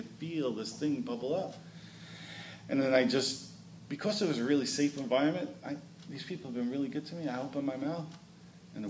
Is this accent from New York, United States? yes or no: yes; New York City, New York, United States; I grew up in Brooklyn, New York